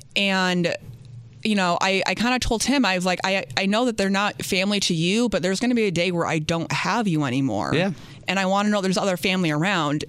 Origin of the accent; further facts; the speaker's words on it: upstate New York, United States; also born or lived in New Orleans, Louisiana; was adopted out and was raised in upstate New York in a really small town that no one's ever heard